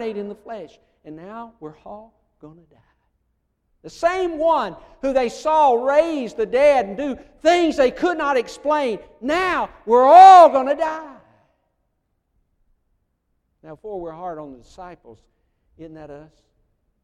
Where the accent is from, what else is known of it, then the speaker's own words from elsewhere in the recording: United States; moved away; I'm originally from Colman County